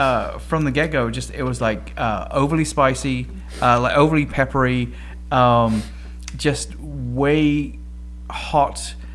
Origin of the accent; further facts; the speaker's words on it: England, United Kingdom; I'm English.